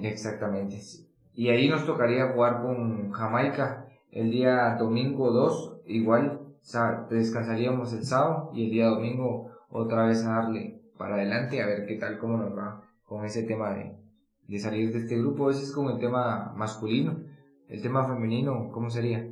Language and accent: Spanish; Guatemala; nuestra realidad de guatemaltecos